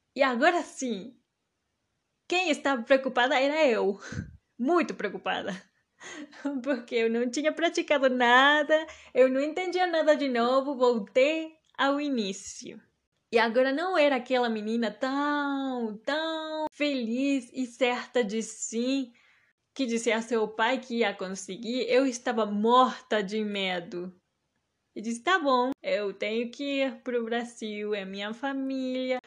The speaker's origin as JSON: {"language": "Portuguese", "country": "Mexico", "tie": "born or raised there", "accent": "mix of Mexican Spanish, Maranhão and Pará Portuguese, southern Brazilian", "first_language": "Spanish", "second_language": "Portuguese", "said": "Uma mistura da minha primeira língua, o espanhol, mais especificamente a variante mexicana, com o português maranhense, um pouco de português paraense"}